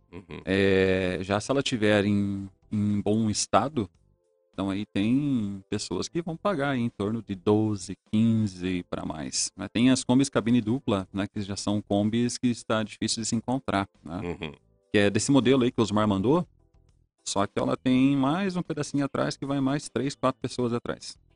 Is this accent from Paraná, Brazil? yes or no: yes; Ponta Grossa, Paraná, Brazil; eu sou nascido aqui em Ponta Grossa, né?